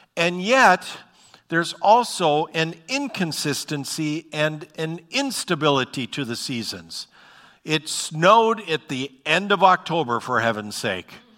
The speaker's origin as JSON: {"language": "English", "town": "Bismarck", "region": "North Dakota", "country": "United States", "tie": "born or raised there", "also_born_or_lived": "Fargo, North Dakota", "said": "I grew up in Bismarck, North Dakota. I've spent pretty much my whole life, uh, in North Dakota."}